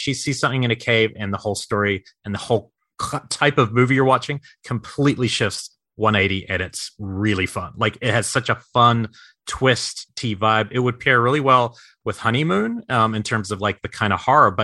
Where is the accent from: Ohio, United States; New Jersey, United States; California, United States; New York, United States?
New York, United States; New York City; I was born in Brooklyn